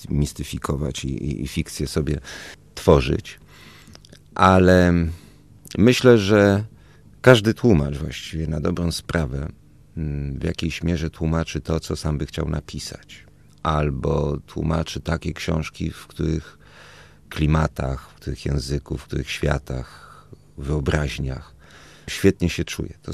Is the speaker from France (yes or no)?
yes; Toulouse, Occitania, France; born there; Tam się poznali, pobrali i ja urodziłem się już we Francji, w, w cudownym, dziwnym, bardzo hiszpańskim, francuskim mieście Toulouse.